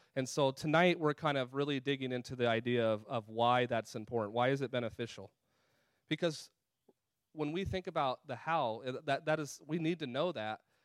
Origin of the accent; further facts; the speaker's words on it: California, United States; moved away; also born or lived in Colorado; that was where I was born and raised out in California and Colorado.